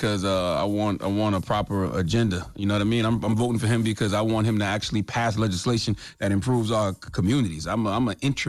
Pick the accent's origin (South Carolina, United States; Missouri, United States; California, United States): South Carolina, United States; Moncks Corner; I've been doing an annual backpack giveaway for years now in my hometown of Mount Corner, South Carolina.